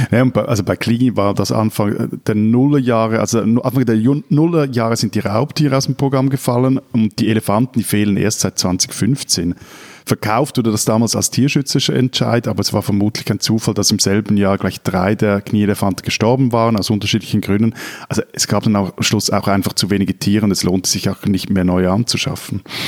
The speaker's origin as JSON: {"language": "German", "country": "Switzerland", "said": "Bei uns in der Schweiz"}